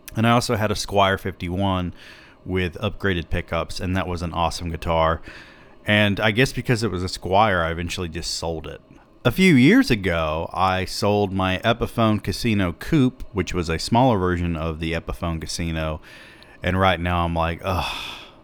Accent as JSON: {"language": "English", "region": "the South", "country": "United States", "said": "I'm from the South"}